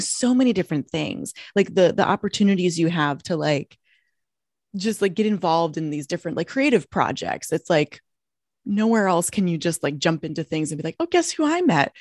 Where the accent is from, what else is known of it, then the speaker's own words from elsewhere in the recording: Minnesota, United States; moved away as an adult; now in Los Angeles, United States; I'm from Minnesota originally